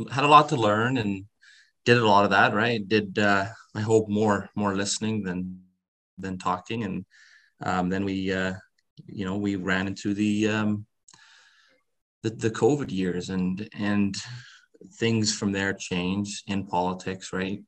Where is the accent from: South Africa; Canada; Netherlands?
Netherlands; I was born in Holland